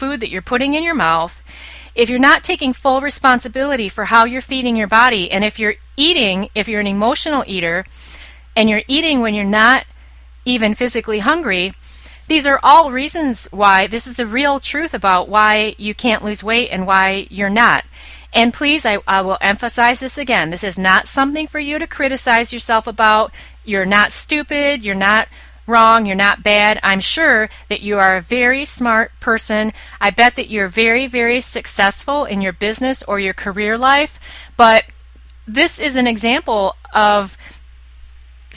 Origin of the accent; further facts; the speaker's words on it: United States; I'm an American.